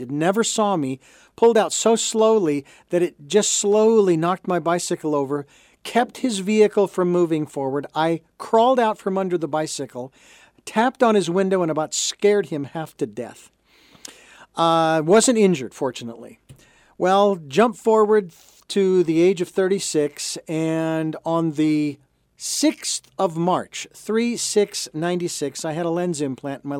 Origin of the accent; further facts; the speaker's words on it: Phoenix, Arizona, United States; I lived, born and raised in Phoenix, Arizona.